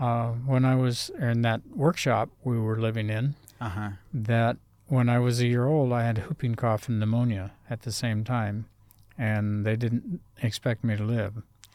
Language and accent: English; Oregon, United States; born there; Well, I was born in Oregon